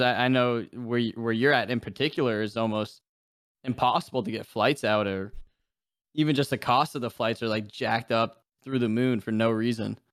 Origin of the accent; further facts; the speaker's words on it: New Hampshire, United States; moved away as an adult; now in Florida, United States; I'm from New Hampshire. I came down to Florida for college, and I've, I've been down here ever since.